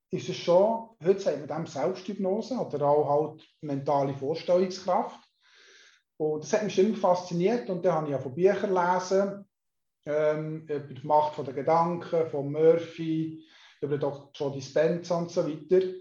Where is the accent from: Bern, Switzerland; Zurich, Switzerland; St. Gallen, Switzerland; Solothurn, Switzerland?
Solothurn, Switzerland; born there; ich bin in Solothurn geboren, 1965, das heisst, ich bin 56, heute 57.